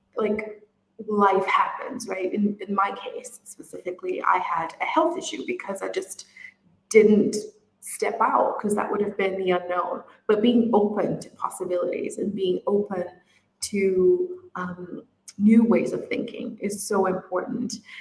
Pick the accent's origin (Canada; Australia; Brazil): Brazil; also born or lived in United Kingdom; now in Middle East; I'm originally from Brazil and I live in the Middle East